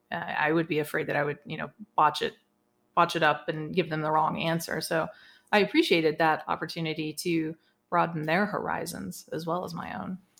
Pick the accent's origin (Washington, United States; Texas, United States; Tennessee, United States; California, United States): Texas, United States; now in Casper, United States; I grew up in Texas